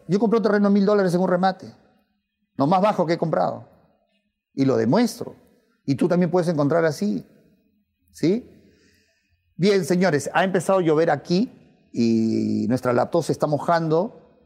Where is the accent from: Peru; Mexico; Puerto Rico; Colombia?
Peru; en mi país